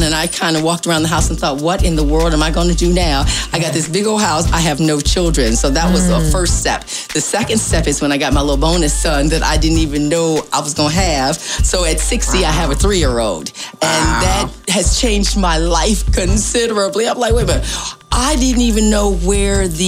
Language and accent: English; Ohio, United States; moved away as an adult; now in Hampton Roads, United States; I was born and raised in Ohio and stayed in Ohio until I was about 35 or so and moved here